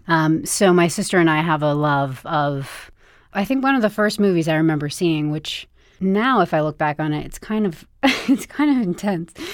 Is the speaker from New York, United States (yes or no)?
yes; Bedford, New York, United States; I grew up in Bedford, New York.